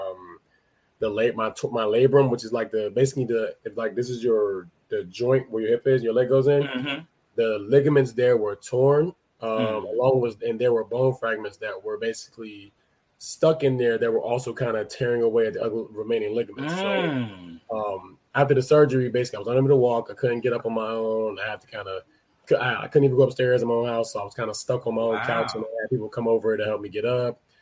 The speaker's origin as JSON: {"language": "English", "country": "United States", "tie": "born or raised there", "said": "I grew up in the U.S."}